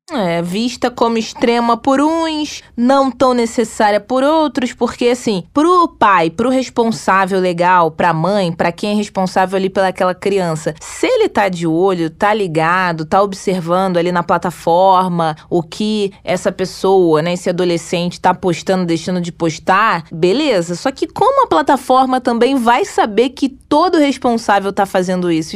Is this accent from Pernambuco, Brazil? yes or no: no; Rio de Janeiro, Brazil; Dizem que aqui no Rio a gente não tem sotaque, que todo o Brasil tem. Aqui a gente fala puxando esse X, esse S.